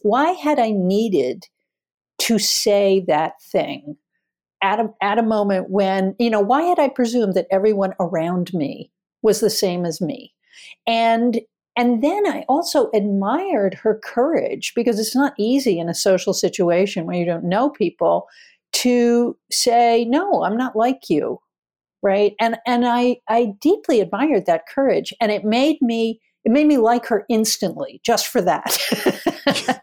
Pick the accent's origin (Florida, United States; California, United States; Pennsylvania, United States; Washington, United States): Pennsylvania, United States; Philadelphia; also born or lived in Twin Falls, Idaho; very, very different from where I grew up in Philadelphia